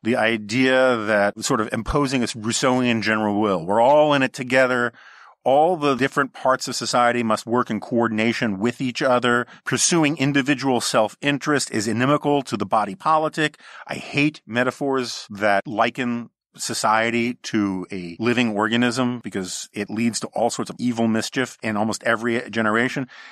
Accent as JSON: {"language": "English", "town": "New York City", "region": "New York", "country": "United States", "tie": "born or raised there", "said": "growing up on the Upper West Side of Manhattan"}